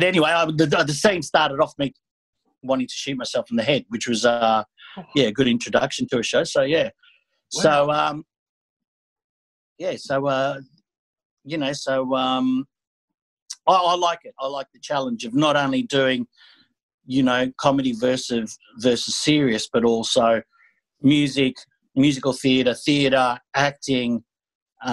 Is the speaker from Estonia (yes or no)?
no; Australia; I'm a Greek Australian